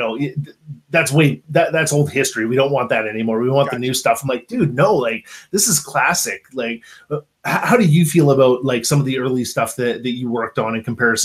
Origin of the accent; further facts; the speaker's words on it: Kelowna, British Columbia, Canada; moved away; also born or lived in Calgary, Alberta; I grew up in Kelowna, BC, so west coast of Canada here, but I spent 18 years in Calgary